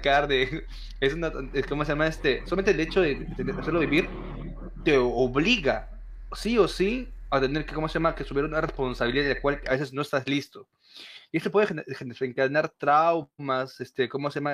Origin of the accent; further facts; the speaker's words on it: Peru; nací en Perú